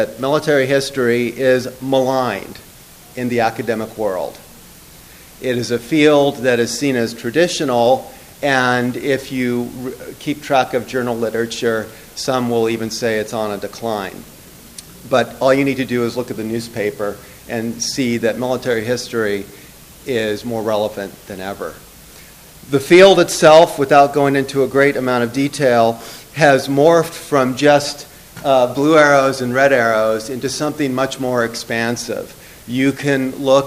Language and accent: English; Palo Alto, California, United States; my hometown of Palo Alto, California